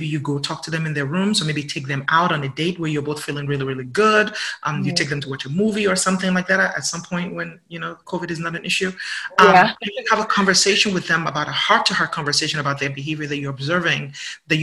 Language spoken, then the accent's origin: English; Nigeria; accent: Nigerian; also born or lived in England; now in United States; I'm from Nigeria and then we live in England and then I live in the United States.